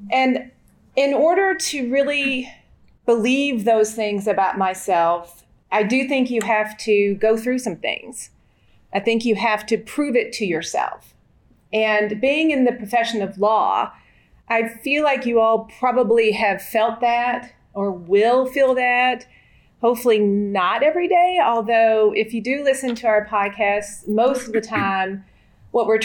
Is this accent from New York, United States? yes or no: no; Kentucky, United States; So I grew up in Kentucky and went to college in Lexington, Kentucky, not University of Kentucky, but Transylvania University